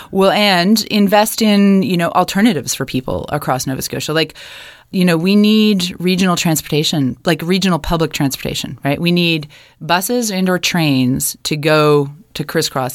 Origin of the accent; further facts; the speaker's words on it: Kitchener, Ontario, Canada; moved away as an adult; now in Halifax, Canada; I grew up in Kitchener, Ontario